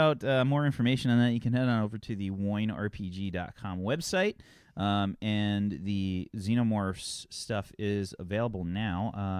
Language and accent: English; United States; I'm American, but my ancestry is Italian and Ukrainian.